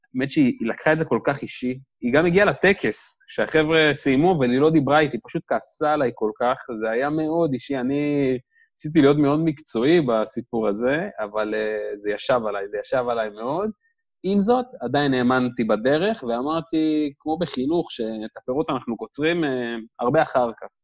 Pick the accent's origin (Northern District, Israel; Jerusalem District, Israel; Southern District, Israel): Southern District, Israel; Dimona; moved away as an adult; now in Tel Aviv, Israel; במקור אני מדימונה. אה, גדלתי, חונכתי שם